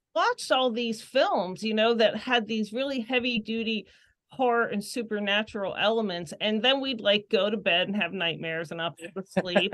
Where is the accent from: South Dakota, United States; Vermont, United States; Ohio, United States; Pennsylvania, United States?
Pennsylvania, United States; Pittsburgh; we grew up in the suburbs and, you know, obviously it was more suburban